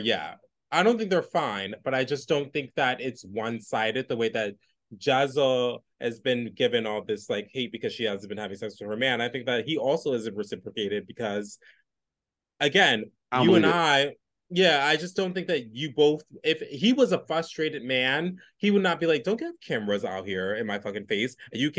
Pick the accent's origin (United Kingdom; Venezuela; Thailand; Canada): United Kingdom; Shout out to the Brits. Shout out to the Brits. I'm a Brit girl.